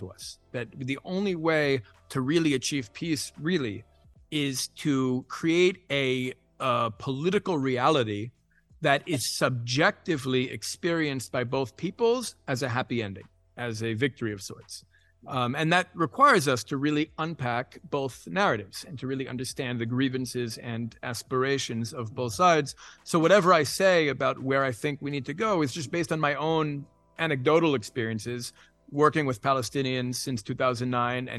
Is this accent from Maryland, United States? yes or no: no; New York City, New York, United States; moved away as an adult; now in Israel; I had been born and raised in Manhattan, son of immigrants